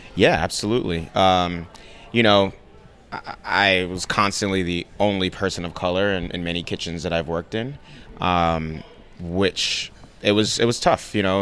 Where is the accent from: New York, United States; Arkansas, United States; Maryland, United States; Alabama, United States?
New York, United States; New York City; also born or lived in Nigeria; We grew up in the Bronx in a one bedroom apartment